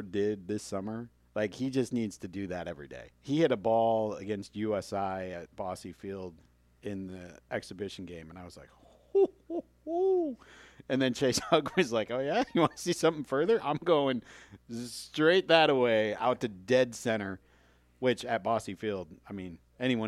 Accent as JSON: {"language": "English", "town": "Cleveland", "region": "Ohio", "country": "United States", "tie": "born or raised there", "moved": "yes", "lives_now": "Evansville, United States", "said": "I'm from Cleveland and grew up in a snow belt"}